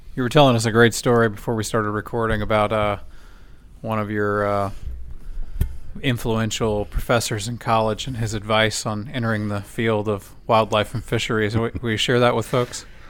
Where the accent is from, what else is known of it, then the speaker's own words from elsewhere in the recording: Rockport, Portland, Corpus Christi area, Texas, United States; I grew up in the Rockport, Portland, Corpus area